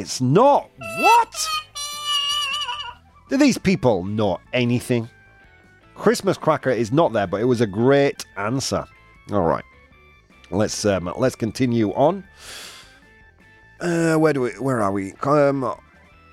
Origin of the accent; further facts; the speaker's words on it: United Kingdom; as a British person